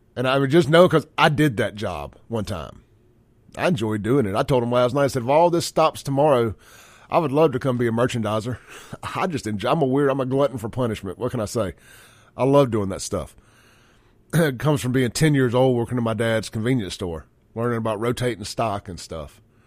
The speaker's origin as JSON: {"language": "English", "country": "United States", "said": "as an American, America, beer drinking, red-blooded, flag-waving, American"}